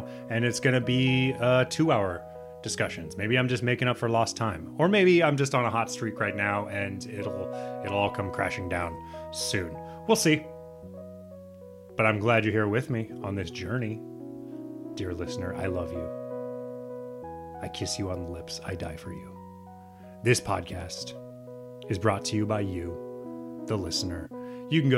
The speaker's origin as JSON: {"language": "English", "region": "Nebraska", "country": "United States", "said": "I'm from Nebraska"}